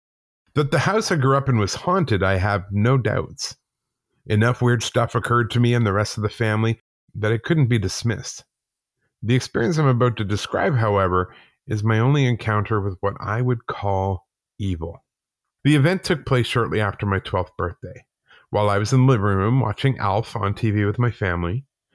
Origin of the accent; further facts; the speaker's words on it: Calgary, Alberta, Canada; also born or lived in Whitehorse, Canada; I was born in Whitehorse, Yukon, but moved to Calgary, Alberta with my mom and stepdad when I was six.